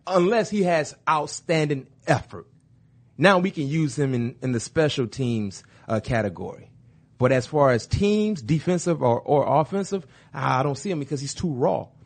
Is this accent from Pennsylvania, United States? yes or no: no; Florida, United States; I'm from Florida.